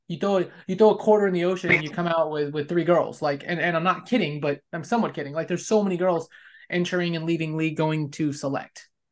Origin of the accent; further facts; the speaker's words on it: West Coast, United States; moved away as an adult; you were on the West Coast where I spent the first thirty-seven years